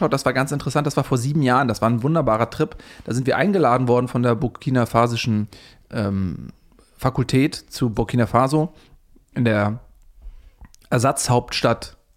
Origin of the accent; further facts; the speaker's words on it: Switzerland; born there; Pläuschli, wie wir in der Schweiz sagen. Ich bin der gebürtige Schweizer, Pläuschli.